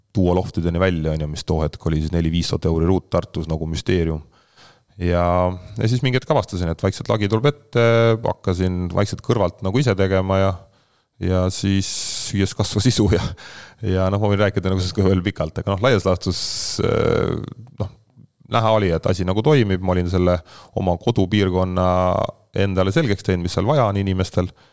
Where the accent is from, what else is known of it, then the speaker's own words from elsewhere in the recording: Haapsalu, Lääne County, Estonia; also born or lived in Tallinn / United States / Nõo Parish; sündisin Tallinnas, elasin Haapsalus